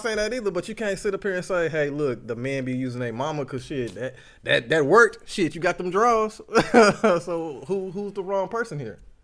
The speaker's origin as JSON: {"language": "English", "town": "Dallas", "region": "Texas", "country": "United States", "said": "I'm from Dallas, Texas. Oak Cliff, Sundale. I'm not Sundale, Glendale"}